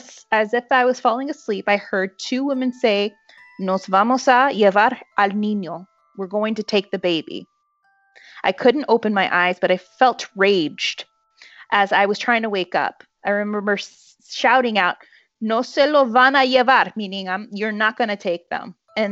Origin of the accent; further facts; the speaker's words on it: Dallas, Texas, United States; Hey, y'all. … I'm from Dallas, Texas.